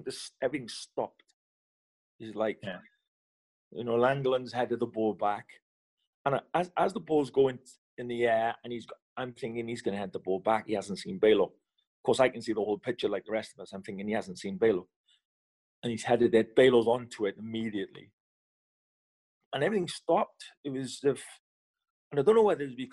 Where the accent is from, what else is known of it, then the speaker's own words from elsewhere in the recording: Wales, United Kingdom; I'm Welsh